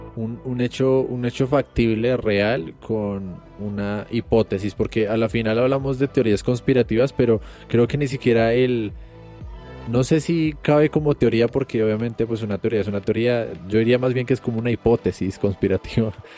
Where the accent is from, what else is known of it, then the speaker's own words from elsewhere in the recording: Colombia; somos colombianos